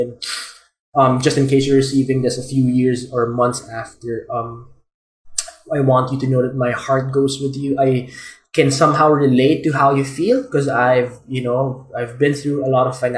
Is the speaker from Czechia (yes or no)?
no; Philippines; I'm a Filipino